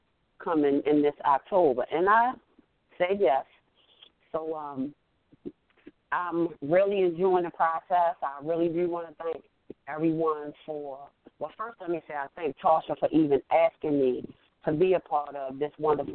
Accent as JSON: {"language": "English", "town": "Baltimore", "region": "Maryland", "country": "United States", "said": "I am from Baltimore, Maryland"}